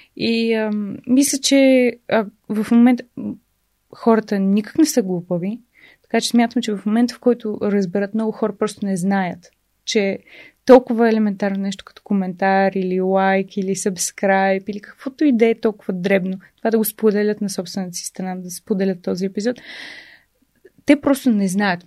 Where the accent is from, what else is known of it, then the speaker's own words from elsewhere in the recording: Bulgaria; аз съм българка